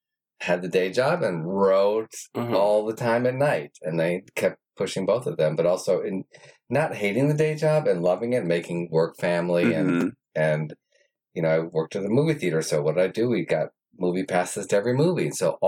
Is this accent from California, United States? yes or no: no; New York, United States; moved away; I came out here from New York and I thought, oh, I had to be jaded and sarcastic and all that stuff.